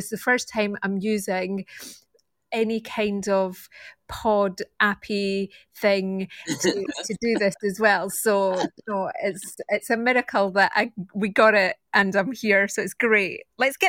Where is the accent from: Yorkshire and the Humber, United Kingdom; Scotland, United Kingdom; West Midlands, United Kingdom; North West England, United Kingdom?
Scotland, United Kingdom; Edinburgh; accent: Scottish; moved away as an adult; also born or lived in West London; now in London, United Kingdom; I've got a Scottish accent, and my actual background is from I'm from Edinburgh. That's my hometown.